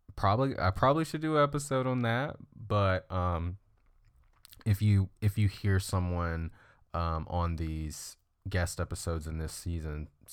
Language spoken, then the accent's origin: English; Bradenton, Florida, United States; I grew up in Florida, Bradenton, Florida